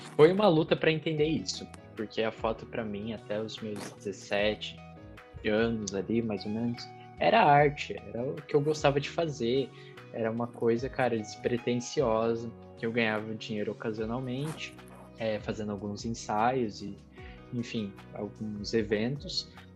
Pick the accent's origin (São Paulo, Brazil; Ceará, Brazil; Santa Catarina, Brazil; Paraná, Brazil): Santa Catarina, Brazil; now in Curitiba, Brazil; sou nascido em Curitiba, cresci em Santa Catarina, voltei a morar em Curitiba faz alguns anos